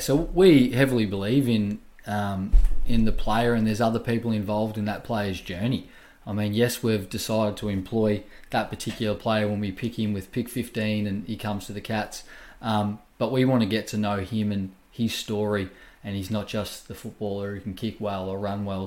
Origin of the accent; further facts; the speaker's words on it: Wangaratta, Victoria, Australia; I'm from Wangaratta originally. Um, and you know, I grew up playing a lot of sports, um, like you do in the country town